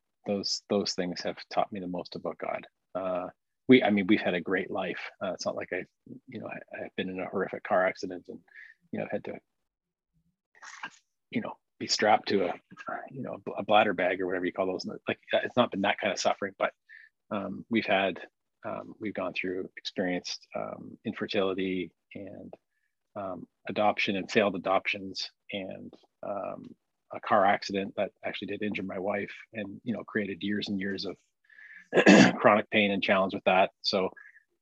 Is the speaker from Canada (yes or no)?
yes; London, Ontario, Canada; also born or lived in Barrie, Ontario / Sarnia, Ontario / Bancroft, Ontario; Did my growing up years in London